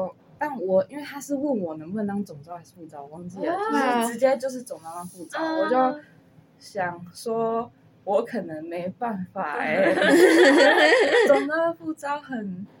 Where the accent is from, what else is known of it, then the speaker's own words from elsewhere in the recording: Kaohsiung, Taiwan; moved away as an adult; 因为我是高雄人